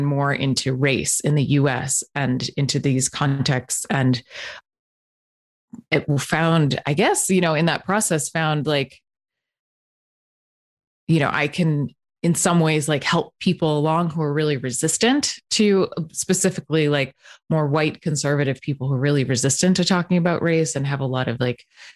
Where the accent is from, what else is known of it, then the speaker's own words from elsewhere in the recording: Northeast, United States; moved away; I was raised in the Northeast